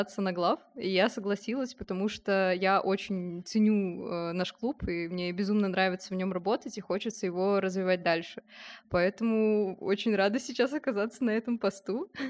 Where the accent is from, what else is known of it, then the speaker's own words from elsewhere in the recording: Samara, Samara Oblast, Russia; Я вообще приехала из Самары, сейчас на втором курсе УГТР.